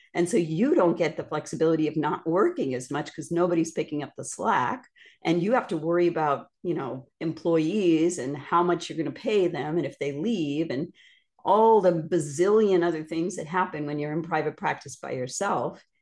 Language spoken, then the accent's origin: English; Northeast, United States; also born or lived in Midwest / Indiana / Miami, Florida; now in Florida, United States; I'm from the Northeast